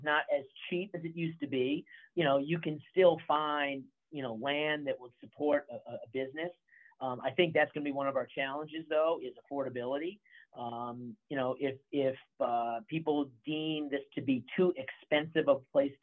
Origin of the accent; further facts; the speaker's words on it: New England, United States; now in Tennessee, United States; growing up in New England